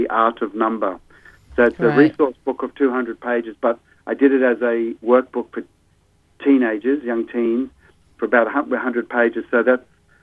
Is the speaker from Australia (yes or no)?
yes; Sydney, New South Wales, Australia; in my 20s when I grew up in Sydney